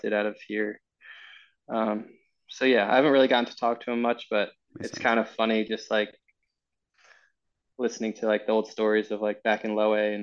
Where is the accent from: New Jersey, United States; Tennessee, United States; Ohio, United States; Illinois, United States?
New Jersey, United States; also born or lived in Rhode Island; now in San Diego, United States; I'm from New Jersey. I was living in Rhode Island. And then we moved to San Diego.